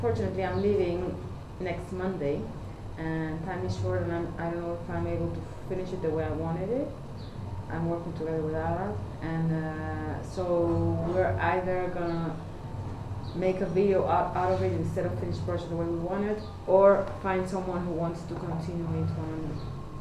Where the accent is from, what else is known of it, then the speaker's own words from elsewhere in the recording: Mexico; I'm Mexican